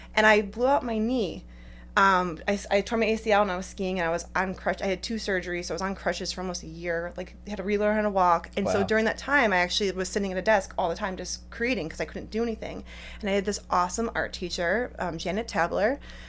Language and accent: English; Cleveland, Ohio, United States; I'm from Ohio originally, the Cleveland area